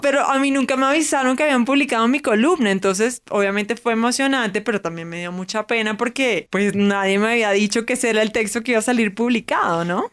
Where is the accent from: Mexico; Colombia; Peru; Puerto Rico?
Colombia; Barranquilla, Atlántico; now in Bogotá, Colombia; soy barranquillera, no de Venezuela